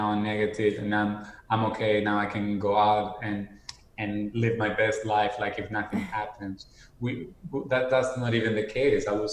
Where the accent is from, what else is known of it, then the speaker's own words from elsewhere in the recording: Argentina; moved away as an adult; also born or lived in Miami, United States / New York, United States; now in United States; I was born and raised in Argentina, and at age 21, I decided to move to the United States